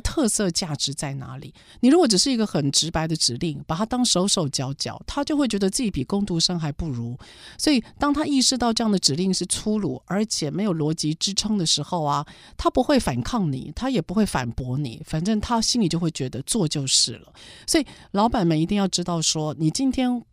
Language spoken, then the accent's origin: Chinese; Taiwan; 我们台湾人的正义感 是亚洲的前三名